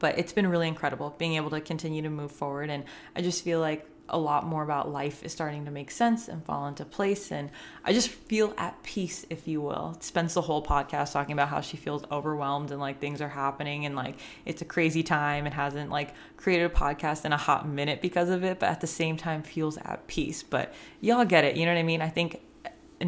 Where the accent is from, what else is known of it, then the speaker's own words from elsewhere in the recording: Northern California, United States; I'm from Northern California